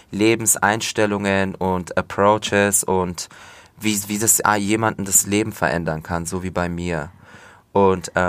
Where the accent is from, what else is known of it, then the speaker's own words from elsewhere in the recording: Turkey; da spricht man auch nur Alttürkisch. Und das ist meine Heimat. Da sind immer noch meine, meine Großeltern